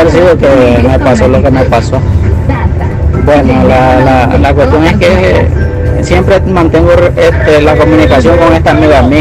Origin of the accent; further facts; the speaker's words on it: Managua, Nicaragua; yo soy de Managua